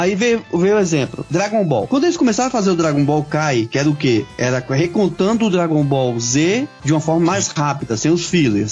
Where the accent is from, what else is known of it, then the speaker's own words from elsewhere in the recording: Brazil; Nós, como brasileiros